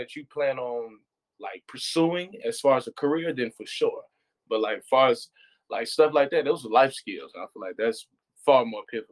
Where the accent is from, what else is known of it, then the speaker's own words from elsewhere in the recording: United States; me being American